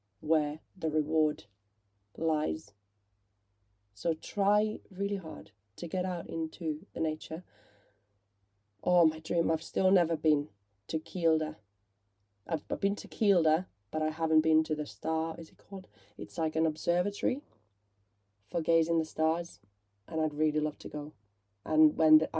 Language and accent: English; Finland; moved away; I grew up in Finland